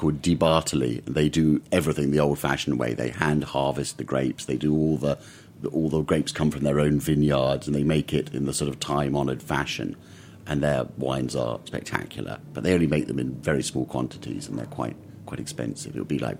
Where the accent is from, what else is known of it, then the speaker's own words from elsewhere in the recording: London, United Kingdom; I'm from London.